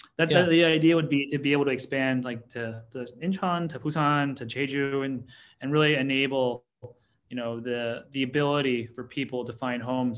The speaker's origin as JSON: {"language": "English", "region": "New York", "country": "United States", "said": "I'm from the New York."}